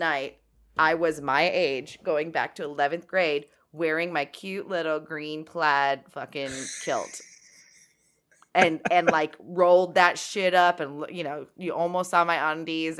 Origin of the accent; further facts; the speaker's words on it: San Fernando Valley, California, United States; I call that my hometown